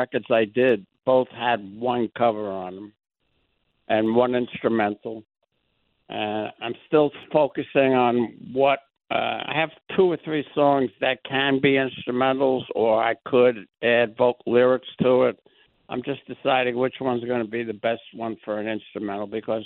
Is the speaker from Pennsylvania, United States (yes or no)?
no; New York City, New York, United States; I grew up with him in the Bronx.